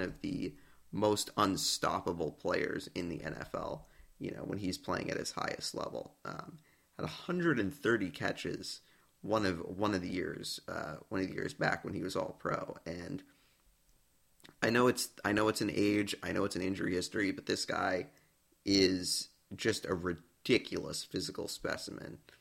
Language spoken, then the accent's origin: English; New England, United States; growing up in New England, you know, right around the time that the team started winning championships, you know, I was six years old